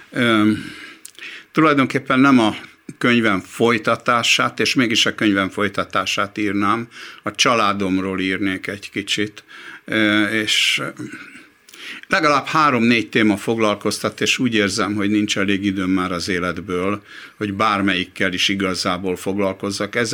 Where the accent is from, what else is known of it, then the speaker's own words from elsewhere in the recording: Hungary; én még akkor is úgy éreztem, hogy jó, zsidó vagyok, meg magyar is vagyok, meg ember vagyok.